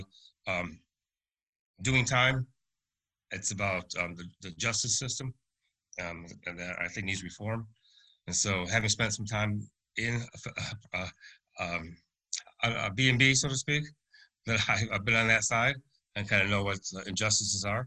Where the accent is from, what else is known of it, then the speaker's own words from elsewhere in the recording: upstate New York, United States; now in Winston-Salem, United States; we're originally from New York, upstate